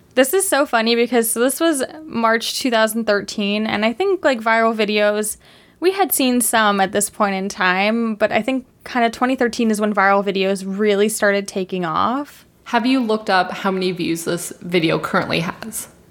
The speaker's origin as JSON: {"language": "English", "country": "Canada", "said": "as a Canadian"}